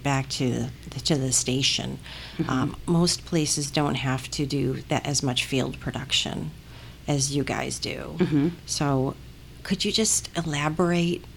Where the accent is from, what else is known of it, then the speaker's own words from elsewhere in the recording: Buffalo, New York, United States; now in Atlanta, United States; I'm from Buffalo, I'm from Buffalo, New York